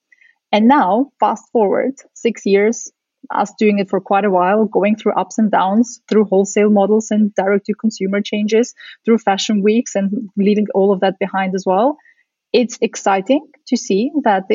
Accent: Vienna, Austria; also born or lived in Central Asia / Soviet Union; I'm originally from the Soviet Union. I was born in Central Asia, but I grew up in Austria in Vienna.

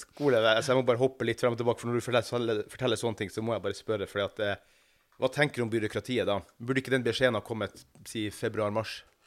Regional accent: Northern Norway, Norway; oss nordlendingene

